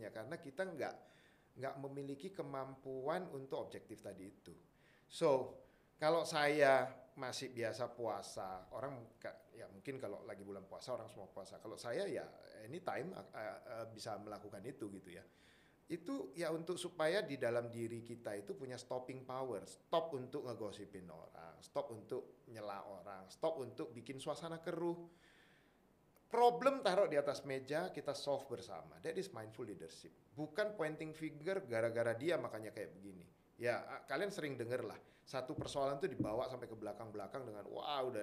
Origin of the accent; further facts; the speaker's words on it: Medan, North Sumatra, Indonesia; born there; saya orangnya saya lahirnya di Medan